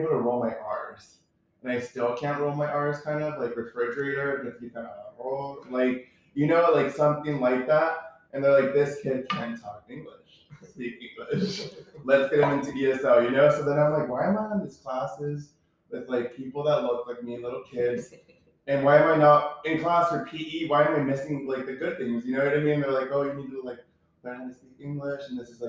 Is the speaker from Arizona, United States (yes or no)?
yes; Phoenix, Arizona, United States; English is a second language; moved away as an adult; now in New York City, United States; We literally grew up down the street from one another.